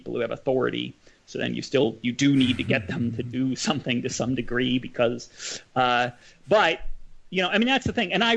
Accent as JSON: {"language": "English", "town": "Madison", "region": "Wisconsin", "country": "United States", "tie": "born or raised there", "said": "I grew up in Madison again, son of a professor"}